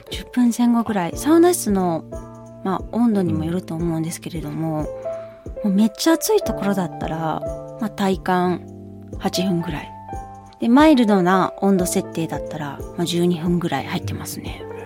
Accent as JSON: {"language": "Japanese", "town": "Kobe", "region": "Hyogo", "country": "Japan", "tie": "born or raised there", "moved": "yes", "said": "全部私の地元 なんですよ。"}